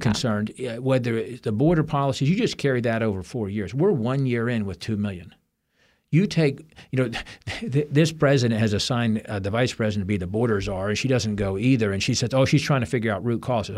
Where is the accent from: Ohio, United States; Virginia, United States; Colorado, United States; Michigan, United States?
Virginia, United States; my home state